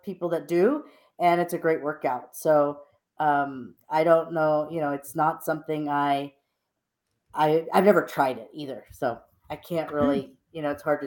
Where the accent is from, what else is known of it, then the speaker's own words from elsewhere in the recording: Texas, United States; I'm from Texas